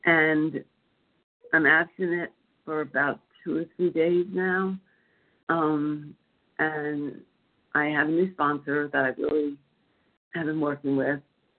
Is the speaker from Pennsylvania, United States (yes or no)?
yes; Philadelphia, Pennsylvania, United States; I'm from Pennsylvania, Philadelphia, actually, and I'm not sure I ever shared this meeting before.